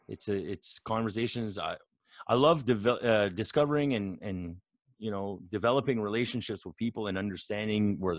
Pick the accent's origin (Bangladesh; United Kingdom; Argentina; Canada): Canada; New Brunswick; born or raised there